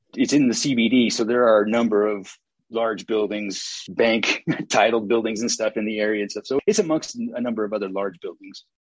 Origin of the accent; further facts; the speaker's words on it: Santa Cruz, California, United States; moved away as an adult; now in Gardnerville, United States; I grew up in Santa Cruz, California, great place to grow up